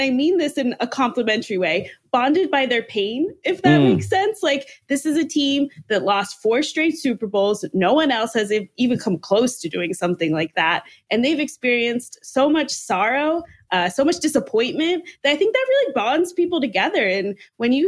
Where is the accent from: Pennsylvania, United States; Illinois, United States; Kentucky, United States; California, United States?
Pennsylvania, United States; Pittsburgh; moved away as an adult; now in Buffalo, United States; I'm from Pittsburgh originally